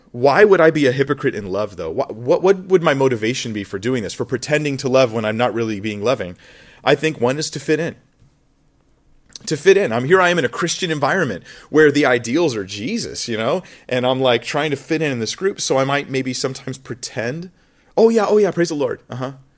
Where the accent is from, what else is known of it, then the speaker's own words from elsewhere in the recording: United States; moved away; when I grew up in America